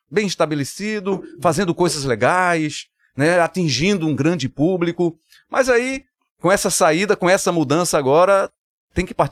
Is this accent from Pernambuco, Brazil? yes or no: yes; Vitória de Santo Antão, Pernambuco, Brazil; also born or lived in Caruaru; Recife, Pernambuco, Vitória de Santo Antão, Caruaru foi onde eu nasci. Me criei em Vitória de Santo Antão e fui abraçado pelo Recife e Olinda.